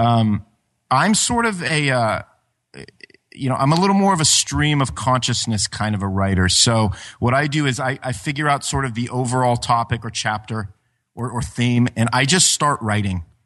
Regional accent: Ashland, Ohio, United States; my hometown of, of Ash, Ashland, Ohio

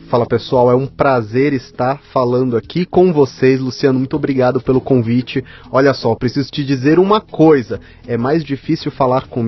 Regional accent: Maceió, Alagoas, Brazil; born there; Nasci em Maceió, terra. É. terra do Fernando Collor.

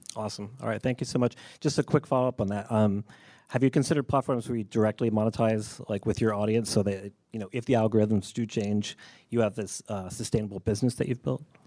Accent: Providence, Rhode Island, United States; I'm also from Providence

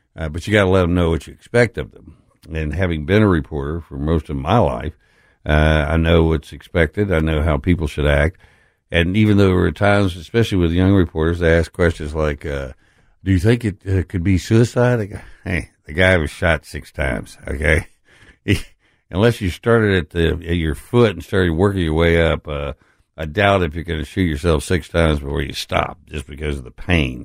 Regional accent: Texas, United States; now in Memphis, United States; I'm from Texas.

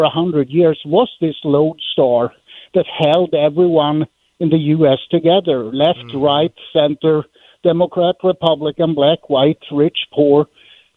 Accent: Sweden; English is a second language; moved away as an adult; now in United States; I'm from Sweden, actually.

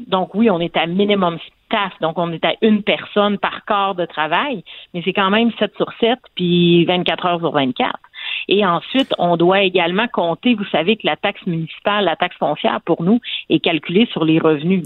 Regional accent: Quebec, Canada; en tant que Québécois

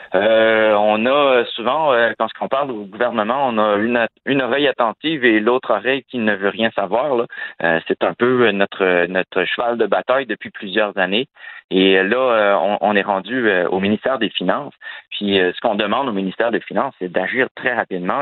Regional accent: Quebec, Canada; chez nous, au Québec

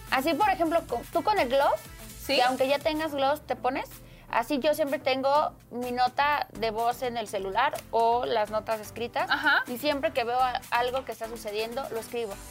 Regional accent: State of Mexico, Mexico; Se llama Saúl Ventura y está en el municipio de Ciudad Neza, porque yo soy de Estado

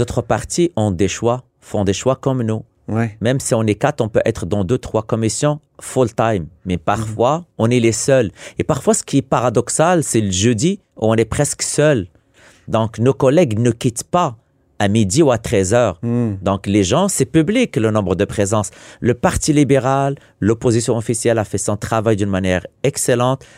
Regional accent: Quebec, Canada

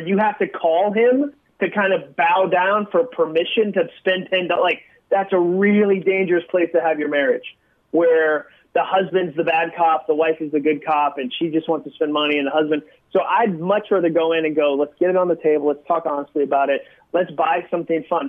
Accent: Massachusetts, United States; now in Nashville, United States; I came from Massachusetts. I grew up there

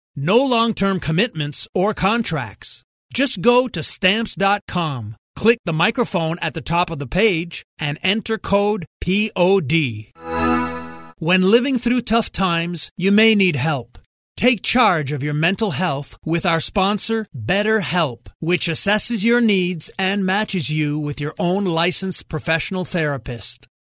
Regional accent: Montreal, Quebec, Canada; growing up in Montreal

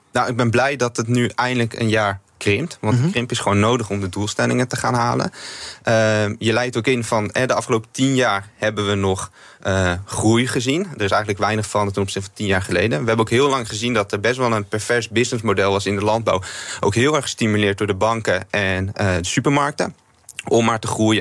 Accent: Netherlands; in Nederland als Nederlanders

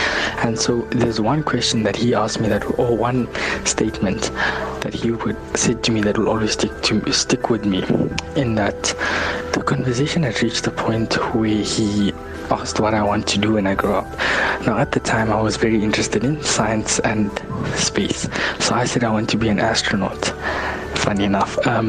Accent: South Africa; as a young person as well as a South African in general

